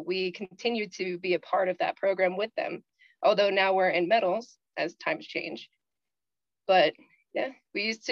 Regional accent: the South, United States; Growing up in the South

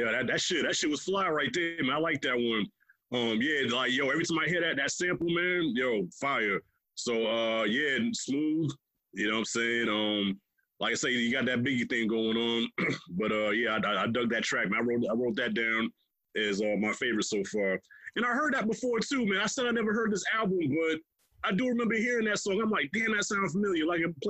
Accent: Long Island, New York, United States; I came from Long Island, New York.

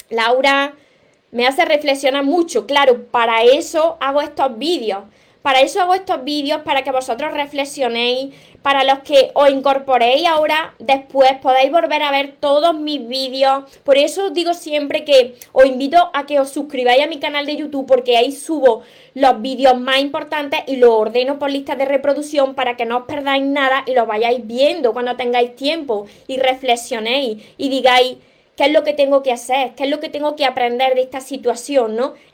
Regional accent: Venezuela; now in Ecuador; Soy venezolana, estoy en Ecuador, pronto me voy de Venezuela.

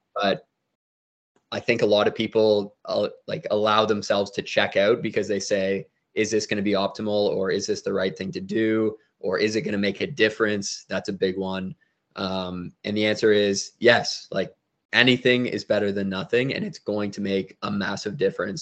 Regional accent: Toronto, Ontario, Canada; I was born in Toronto, Ontario, which is in Canada

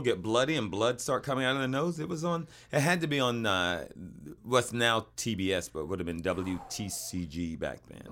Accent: the South, United States; we grew up in the South

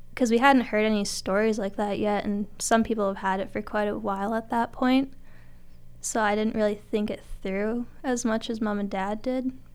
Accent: Turtleford, Saskatchewan, Canada; also born or lived in Notre Dame, Saskatchewan; I'm originally from Turtleford

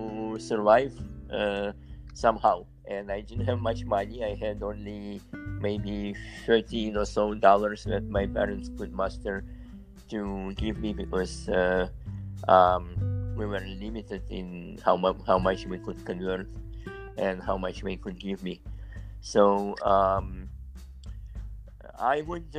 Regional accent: Vilnius, Vilnius County, Lithuania; moved away as an adult; now in United States; I'm from Vilnius, Lithuania

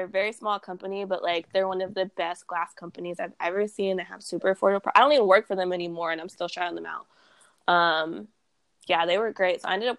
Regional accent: Texas, United States; also born or lived in Boston / California; So I grew up in Texas, like, most of my life. But I bounced around between Texas, California, and Boston, which is very random. I was born in Boston.

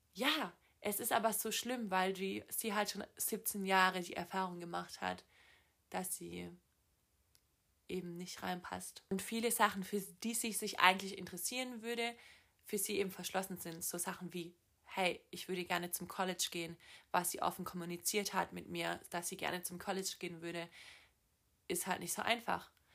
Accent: Southern Germany, Germany; also born or lived in Los Angeles, United States / Boston, United States; ich komme aus Süddeutschland

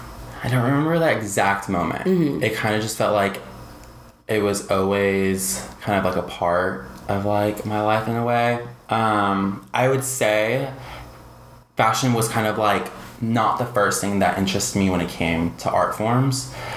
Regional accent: San Antonio, Texas, United States; So growing up in San Antonio is kind of similar in a way to Austin being here, but growing up in San Antonio is just kind of just an interesting city.

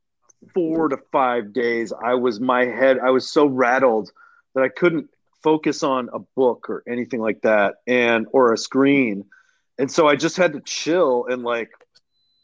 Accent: Pittsburgh, Pennsylvania, United States; moved away; I grew up in the North Hills of Pittsburgh, Allison Park

